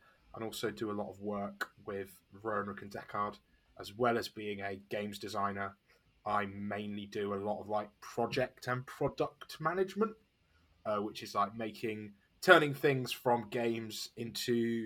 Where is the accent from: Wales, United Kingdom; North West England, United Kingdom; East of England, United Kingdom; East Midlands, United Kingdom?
East Midlands, United Kingdom; Nottingham; I'm British. I grew up in Nottingham in the East Midlands in England.